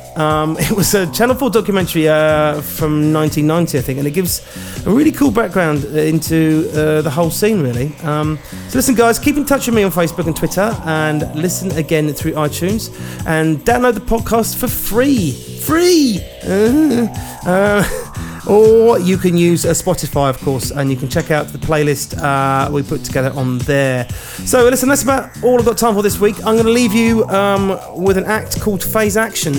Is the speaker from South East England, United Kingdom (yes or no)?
yes; Amersham, South East England, United Kingdom; where I grew up in Amersham